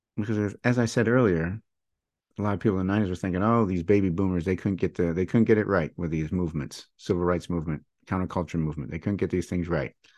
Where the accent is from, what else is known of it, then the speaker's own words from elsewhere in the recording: Michigan, United States; I was born and raised in Michigan